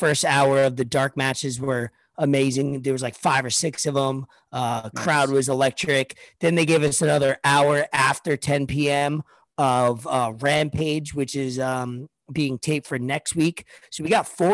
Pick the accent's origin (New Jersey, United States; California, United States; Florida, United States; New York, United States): New York, United States; New York City; moved away; I'm from Staten Island